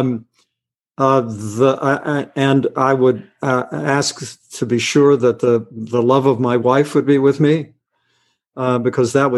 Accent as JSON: {"language": "English", "region": "West Virginia", "country": "United States", "tie": "born or raised there", "said": "I'm a big bluegrass guy because I grew up in West Virginia"}